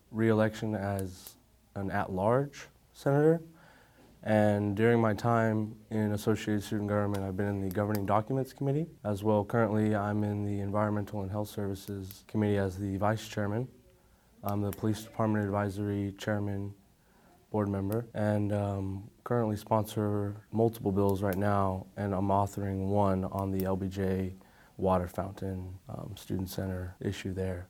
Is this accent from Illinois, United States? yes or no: no; San Antonio, Texas, United States; I'm from San Antonio, Texas